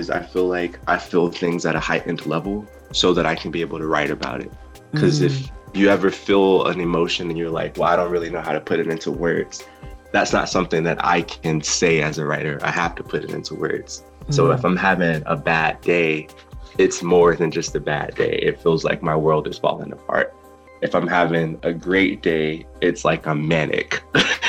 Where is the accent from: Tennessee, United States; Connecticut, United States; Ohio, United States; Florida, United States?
Florida, United States; Fort Lauderdale; moved away as an adult; now in Orlando, United States; I'm originally from Fort Lauderdale, Florida, which is about 3 hours south from here